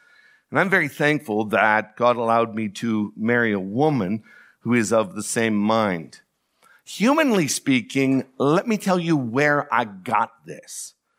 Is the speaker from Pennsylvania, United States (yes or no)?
yes; DuBois, Pennsylvania, United States; I am from Du Bois, and I've always depended on the kindness of strangers